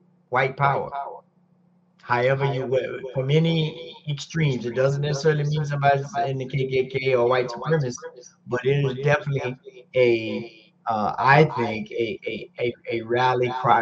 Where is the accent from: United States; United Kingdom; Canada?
United States; Florida; Growing up in Florida